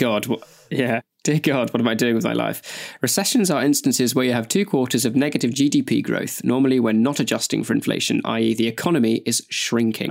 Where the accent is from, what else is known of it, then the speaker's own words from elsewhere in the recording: Nottingham, East Midlands, United Kingdom; I was born in Queen's Medical Center.